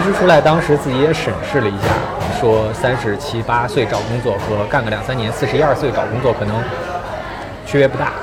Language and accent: Chinese; Qingdao, Shandong, China; moved away as an adult; also born or lived in Beijing; 我是青岛人，然后从上到高中都是在青岛